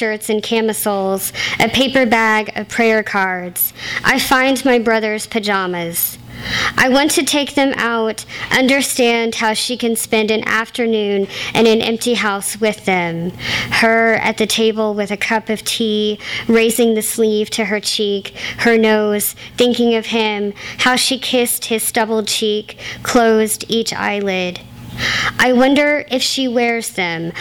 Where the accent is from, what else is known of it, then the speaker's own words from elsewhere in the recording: Gulf Coast, United States; I am a Gulf Coaster.